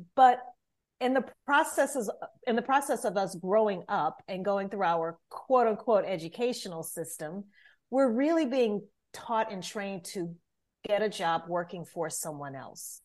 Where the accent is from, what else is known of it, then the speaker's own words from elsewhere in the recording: Louisiana, United States; moved away as an adult; now in Atlanta, United States; I'm originally from Louisiana